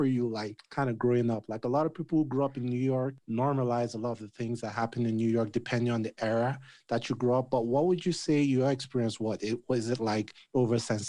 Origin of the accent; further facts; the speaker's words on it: Nigeria; I'm Nigerian